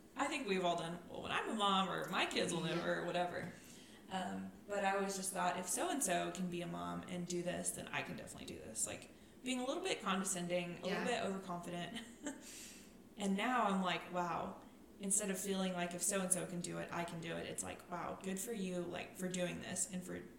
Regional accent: Farwell, Texas, United States; moved away; Farwell, my hometown

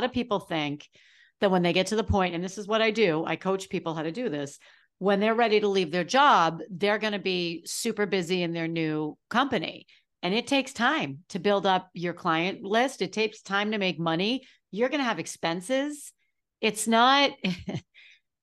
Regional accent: New England, United States; I'm from New England.

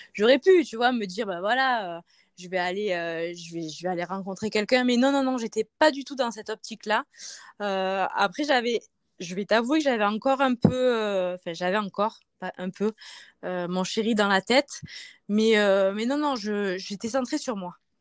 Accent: Provence-Alpes-Côte d'Azur, France; also born or lived in Marseille; now in Isère, France; je suis originaire euh, bah, de Marseille. Euh, je suis née là-bas, mais j'ai grandi en Haute-Provence

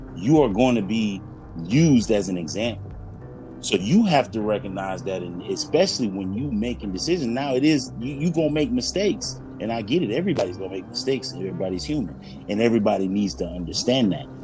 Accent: Florida, United States; I'm from Florida

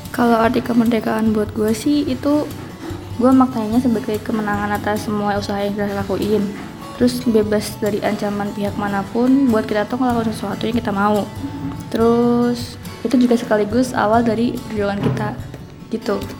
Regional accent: Cirebon, West Java, Indonesia; asal gua dari Cirebon

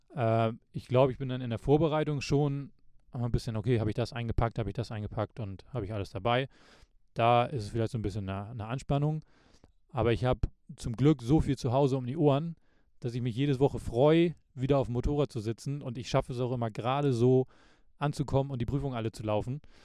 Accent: Lübeck, Schleswig-Holstein, Germany; bei uns in Lübeck

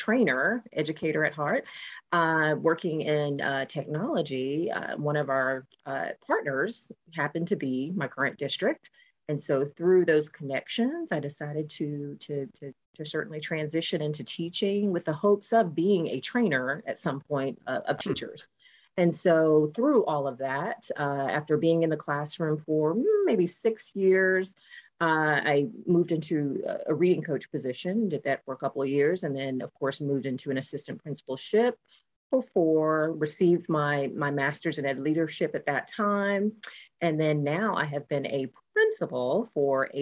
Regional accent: Warner Robins, Georgia, United States; moved away as an adult; also born or lived in Washington, D.C. / New York; now in Jacksonville, United States; I'm actually was born and raised in Georgia, a town called Warner Robins, which is central part of Georgia

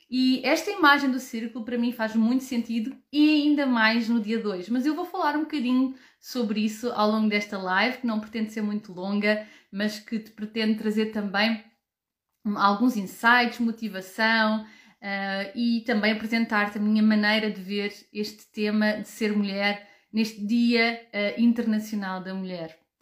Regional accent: Portugal; now in Germany; Eu habito na Alemanha, nasci e cresci em Portugal

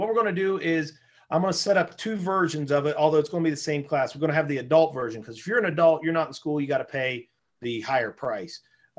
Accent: West Virginia, United States; now in Tiffin, United States; I grew up in West Virginia and that was what we did.

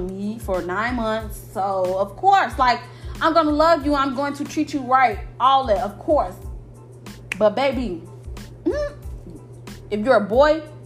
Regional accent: Chicago, Illinois, United States; moved away; I'm from Chicago

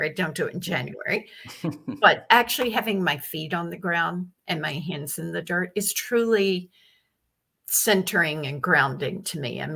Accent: Virginia, United States; now in New York, United States; I grew up in Virginia on a farm

